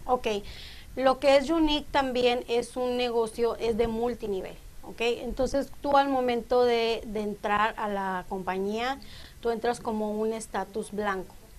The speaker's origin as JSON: {"language": "Spanish", "town": "Moctezuma", "region": "Sonora", "country": "Mexico", "tie": "born or raised there", "also_born_or_lived": "Cananea, Sonora", "said": "yo nací en Cananea, Sonora, pero a los siete años, cuando yo tenía siete años, nos fuimos a vivir a Moctezuma. Entonces, cuando me preguntan de dónde soy, pues yo digo que soy de Moctezuma"}